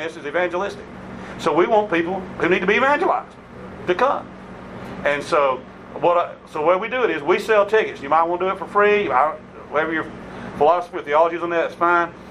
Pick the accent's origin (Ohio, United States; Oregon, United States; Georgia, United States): Georgia, United States; Middle; also born or lived in Millen, Georgia / Gardi, Georgia; I grew up in Middle Georgia